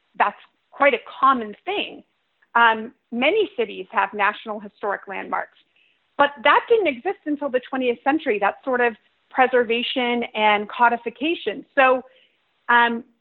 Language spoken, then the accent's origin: English; San Diego, California, United States; moved away as an adult; now in Boston, United States; I grew up in San Diego, California